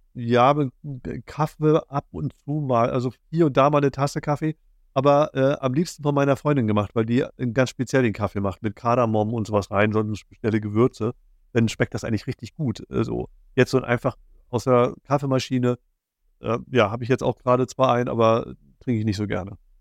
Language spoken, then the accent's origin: German; Schwerin, Mecklenburg-Vorpommern, Germany; Wir kommen aus Schwerin.